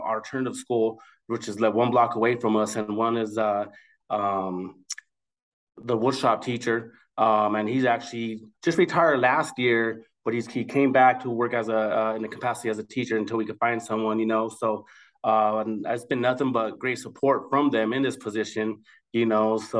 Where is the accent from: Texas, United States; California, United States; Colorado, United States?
Colorado, United States; Commerce City; I grew up in Commerce City, and I'm an alumni of actually Adams City High School. Just been here all my life